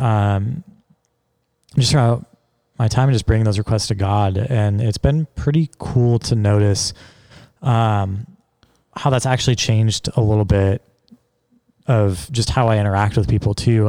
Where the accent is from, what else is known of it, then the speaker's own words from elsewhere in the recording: Seattle, Washington, United States; my hometown, like Seattle's where I'm from